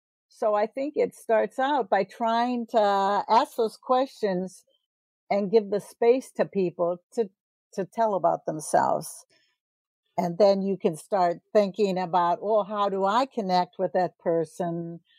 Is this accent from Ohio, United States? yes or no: yes; Ohio, United States; born there; Well, I was born in Ohio, but I've lived all over the U.S.